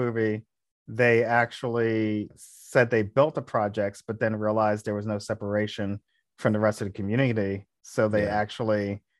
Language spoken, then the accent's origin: English; Delaware, United States; Because I grew up in Delaware, but my family in Jersey